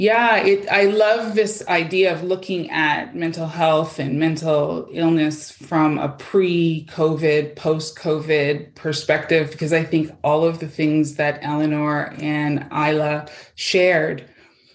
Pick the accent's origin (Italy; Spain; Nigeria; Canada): Canada; also born or lived in Toronto, Ontario; now in Abbotsford, Canada; I'm from Canada